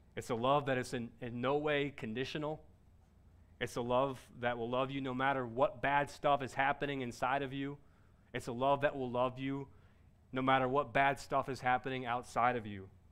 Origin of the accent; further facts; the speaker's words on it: Cincinnati, Ohio, United States; I was born in Cincinnati, Ohio